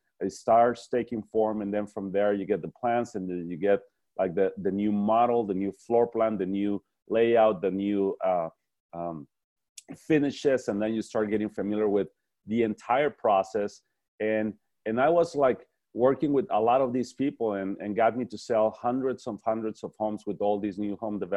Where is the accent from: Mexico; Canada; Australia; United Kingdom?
Mexico; moved away as an adult; also born or lived in El Paso, Texas; I'm originally from Mexico